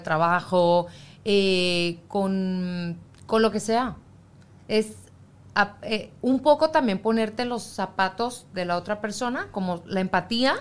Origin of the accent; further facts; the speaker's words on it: Mexico; moved away; yo como mexicana